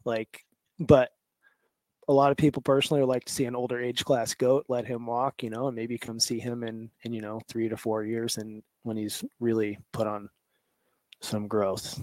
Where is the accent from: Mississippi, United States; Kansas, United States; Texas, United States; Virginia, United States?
Kansas, United States; moved away as an adult; now in Alaska, United States; I'm originally from Kansas, um, flatlander at heart